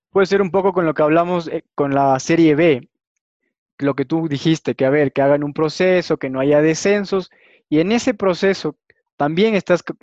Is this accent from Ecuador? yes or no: yes; Ecuador; yo soy ecuatoriano y si quieres para irme a tu ciudad me tienes que dar un departamento